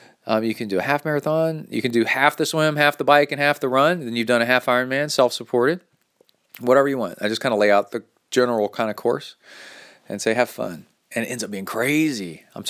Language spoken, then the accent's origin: English; Key West, Florida, United States; several years ago, I dreamed up of doing my own solo long course triathlon right here in my hometown, the island of Key West, Florida.